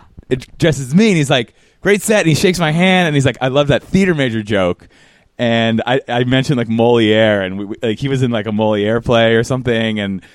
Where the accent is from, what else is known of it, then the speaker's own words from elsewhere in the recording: Philadelphia, Pennsylvania, United States; I grew up in suburban Philadelphia.